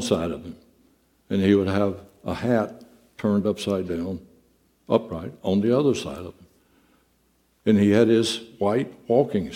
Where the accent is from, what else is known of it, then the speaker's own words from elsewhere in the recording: Southeast Texas, United States; when we were youngsters growing up in Southeast Texas